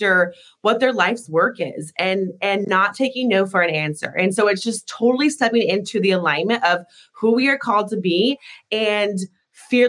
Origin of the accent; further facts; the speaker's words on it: Alaska, United States; I grew up in Alaska, born and raised